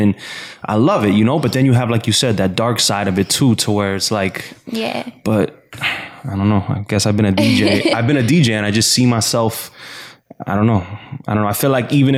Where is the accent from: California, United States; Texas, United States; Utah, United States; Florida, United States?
Florida, United States; Miami; I'm from Miami